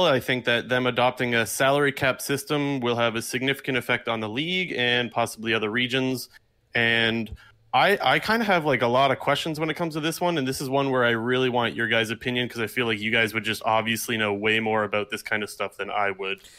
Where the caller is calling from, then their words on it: Sarnia, Ontario, Canada; No, no such thing as too frequent. I'm calling from Sarnia, Ontario.